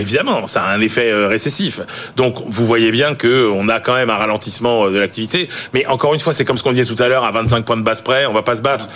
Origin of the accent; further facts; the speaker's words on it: France; Pour nous, hein, français